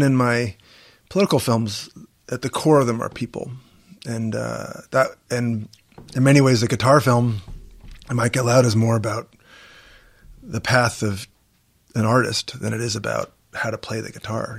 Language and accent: English; Washington, District of Columbia, United States; I'm a Jew from Washington, D C